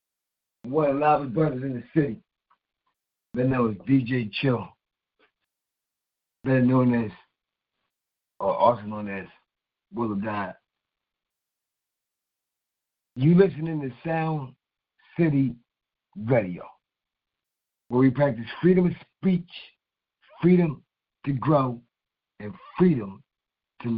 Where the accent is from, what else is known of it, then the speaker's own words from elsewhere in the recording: Philadelphia, Pennsylvania, United States; I'm from Philly